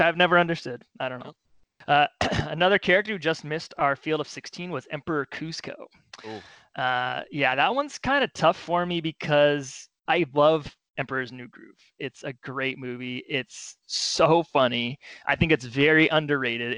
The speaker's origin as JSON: {"language": "English", "region": "Southern California", "country": "United States", "tie": "born or raised there", "moved": "yes", "lives_now": "New York City, United States", "said": "I grew up in Southern California"}